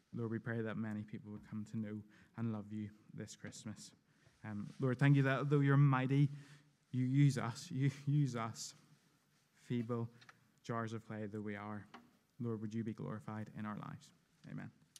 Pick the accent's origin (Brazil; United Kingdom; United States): United Kingdom; I'm very British